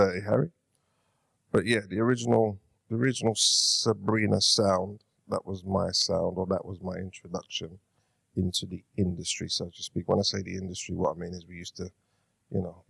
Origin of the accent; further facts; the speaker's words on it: London, United Kingdom; Born and bred in Hackney